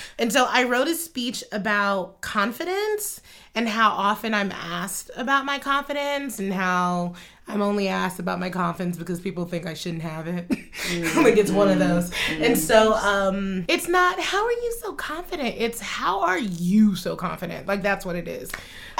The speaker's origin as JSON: {"language": "English", "country": "United States", "said": "But I was looking at it as a child and also as an American."}